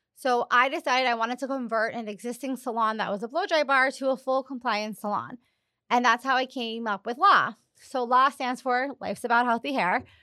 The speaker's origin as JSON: {"language": "English", "area": "Long Island", "region": "New York", "country": "United States", "tie": "born or raised there", "moved": "as an adult", "lives_now": "Miami, United States", "said": "I'm from Long Island, and I grew up going to the same salon weekly"}